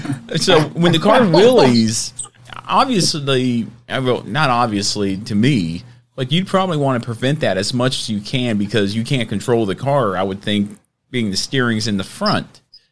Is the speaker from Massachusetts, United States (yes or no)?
no; Dothan, Alabama, United States; I'm from Dothan. I grew up a little bit in Dothan a little bit